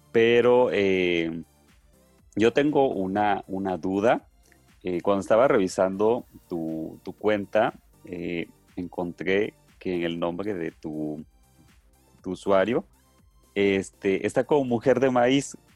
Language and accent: Spanish; Mexico; pues valorar y rescatar esta parte de nuestra identidad como, mexicanos.